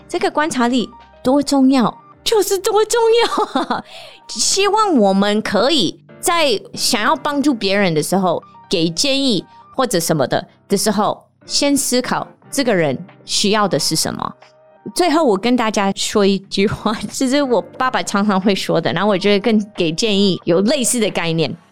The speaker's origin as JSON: {"language": "Chinese", "country": "United States", "second_language": "Chinese", "moved": "yes", "lives_now": "Taiwan", "said": "我有时候是不是美国人也不是台湾人，但有时候我也是美国人，又是台湾人"}